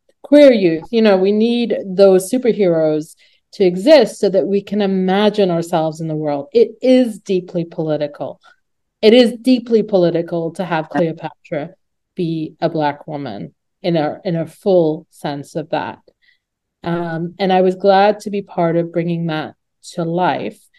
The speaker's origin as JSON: {"language": "English", "region": "New Jersey", "country": "United States", "tie": "born or raised there", "said": "a young teenager growing up in New Jersey"}